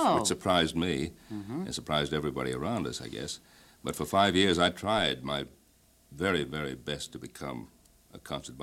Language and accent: English; Ottawa, Ontario, Canada; moved away; I was born in the city which is known as the capital of Canada, Ottawa